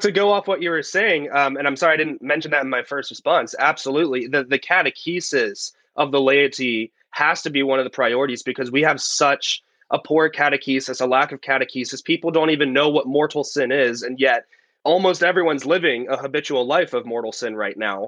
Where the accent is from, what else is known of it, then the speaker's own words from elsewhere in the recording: Steubenville, Ohio, United States; also born or lived in Columbus / Colorado; I was born and raised in Steubenville, Ohio